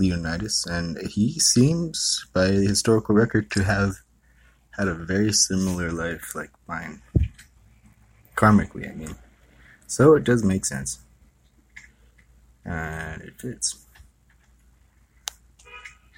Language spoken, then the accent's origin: English; Hawaii, United States; now in San Francisco Bay Area, United States; I was from Hawaii.